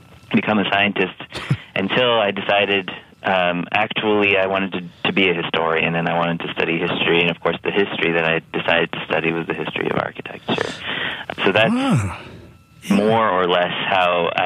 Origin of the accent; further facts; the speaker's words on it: New York City, New York, United States; moved away; also born or lived in Chicago; I grew up in New York City on an island in the East River called Roosevelt Island